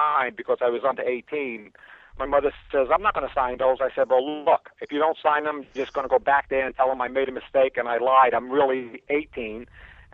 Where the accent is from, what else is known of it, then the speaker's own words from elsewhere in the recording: New York City, New York, United States; I was originally from Brooklyn. That's where I grew up